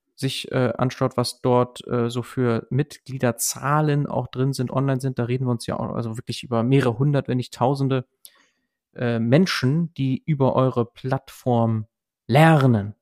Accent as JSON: {"language": "German", "country": "Germany", "said": "bei uns in Deutschland"}